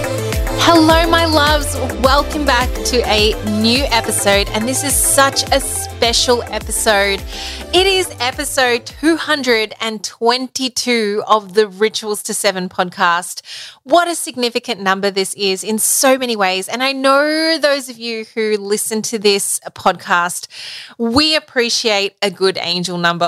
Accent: Melbourne, Victoria, Australia; moved away; my hometown, Melbourne

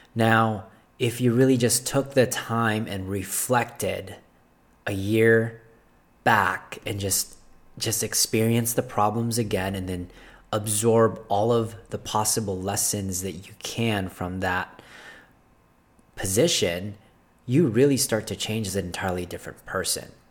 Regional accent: Philippines; moved away; I wasn't born here. I was born in Philippines.

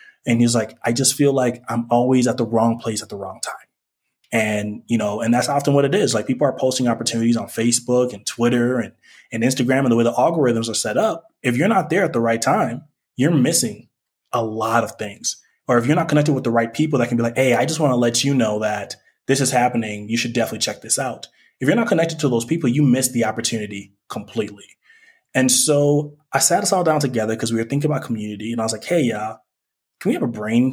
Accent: St. Paul, Minnesota, United States; moved away as an adult; also born or lived in Cameroon; now in Mexico City, Mexico; I was raised in the Twin Cities

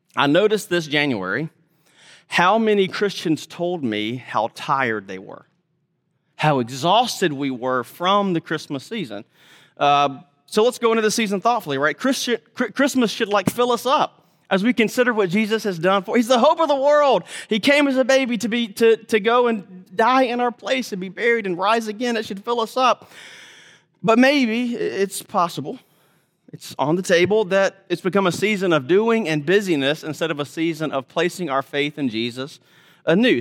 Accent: Mississippi, United States; I'm from Mississippi

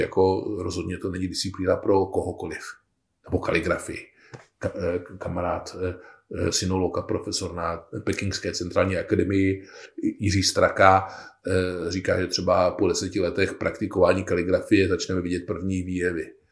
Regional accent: Bohemia, Czechia; u nás v Čechách

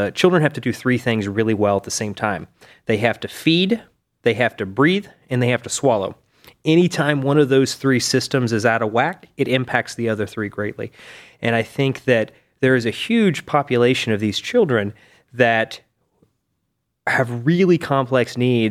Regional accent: East Tennessee, United States; moved away as an adult; also born or lived in Cincinnati / Davis, California; now in Cleveland, United States; I'm from East Tennessee.

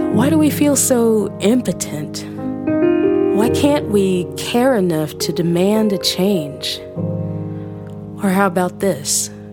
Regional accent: New Orleans, Louisiana, United States; my hometown of New Orleans

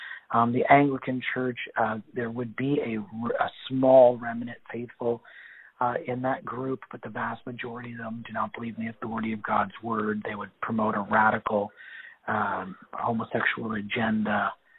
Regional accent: Canada; And so Canadians have never fought for our own nation.

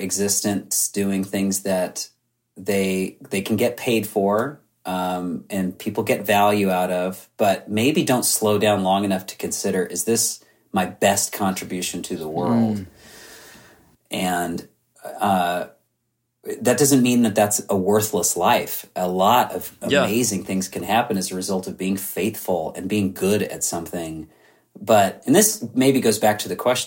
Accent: Southern California, United States; I'm from Southern California

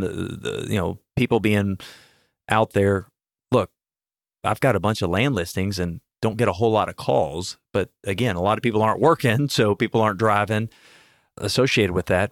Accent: Houston, Texas, United States; I'm born and raised in Houston

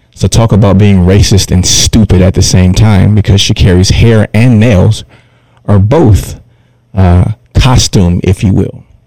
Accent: Detroit, Michigan, United States; I'm from Detroit

